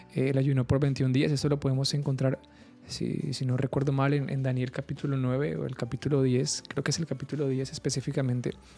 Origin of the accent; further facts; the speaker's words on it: Carmen de Bolívar, Bolívar, Colombia; moved away as an adult; also born or lived in Bogotá; now in Cartagena, Colombia; yo nací en Bogotá, eh, me crié en un pueblo que se llama Carmen de Bolívar